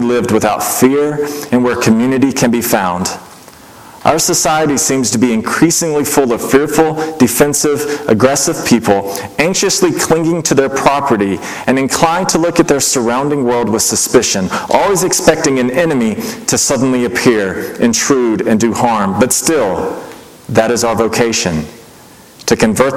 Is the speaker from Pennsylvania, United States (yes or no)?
no; Mississippi, United States; I grew up in Mississippi, not known for its openness to anything foreign at all